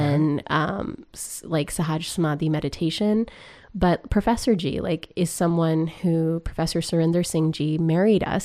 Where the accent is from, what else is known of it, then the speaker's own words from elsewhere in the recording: Grande Prairie, Alberta, Canada; moved away; I grew up in Grand Prix, Alberta